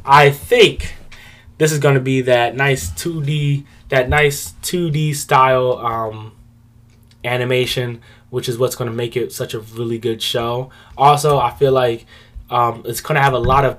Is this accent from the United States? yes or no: yes; United States; I'm American